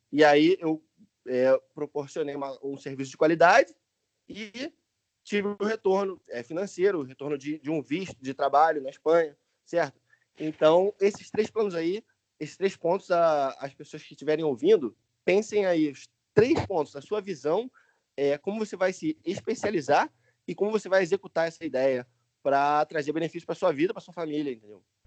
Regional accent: Niterói, Rio de Janeiro, Brazil; moved away as an adult; also born or lived in United States / England; now in Spain; eu nasci em Niterói, no Rio de Janeiro. Quando eu fiz 18 anos, eu fui morar nos Estados Unidos

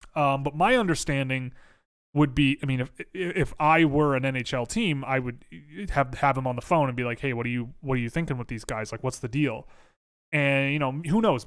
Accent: Toronto, Ontario, Canada; I'm from Toronto, born and raised

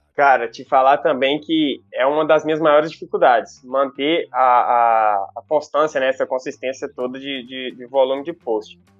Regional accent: Teófilo Otoni, Minas Gerais, Brazil; accent: baiano; moved away as an adult; now in Belo Horizonte, Brazil; moro em BH aqui, capital mineira, belíssima cidade, aproximadamente 10 anos, mas na verdade eu sou de Teoflotone, cara, uma pequena e pacata cidade do nordeste de, de Minas

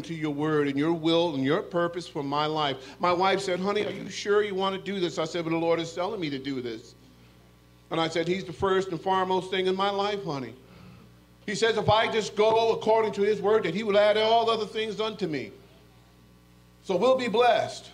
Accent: Norwich, Connecticut, United States; I'm from Norwich, Connecticut

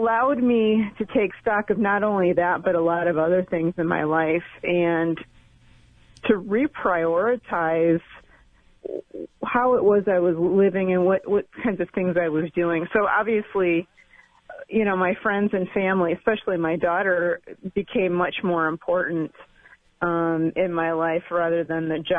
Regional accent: Colorado, United States; my hometown in Colorado

